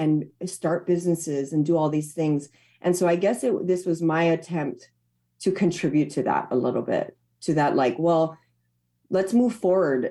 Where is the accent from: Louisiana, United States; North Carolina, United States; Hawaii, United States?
Hawaii, United States; where i'm from to my home